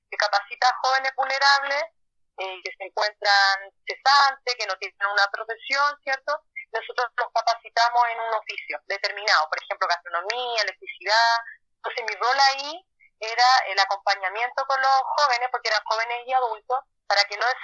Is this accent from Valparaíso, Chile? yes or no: yes; Valparaíso, Chile; also born or lived in Viña del Mar; tengo 36 años, soy de Valparaíso, como una Viña del Mar